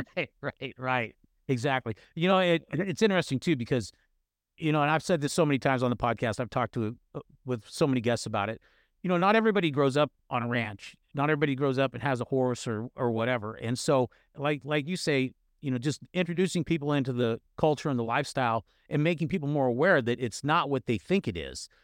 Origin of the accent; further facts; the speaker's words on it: Northern California, United States; I grew up in Northern California